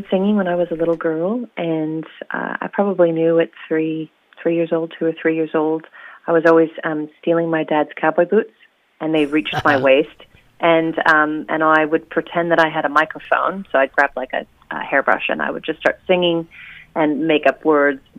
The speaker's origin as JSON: {"language": "English", "region": "Oregon", "country": "United States", "moved": "yes", "lives_now": "New Zealand", "said": "Yes, uh, I'm originally from Oregon, and uh, I've settled in New Zealand. Uh, I moved actually to a sheep farm in Wellsford after uh, the first few years of living in New Zealand, and now I've uh, now I've moved to the shore."}